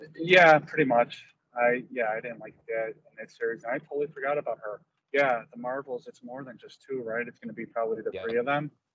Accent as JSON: {"language": "English", "town": "Chicago", "region": "Illinois", "country": "United States", "said": "I'm a Chicagoan"}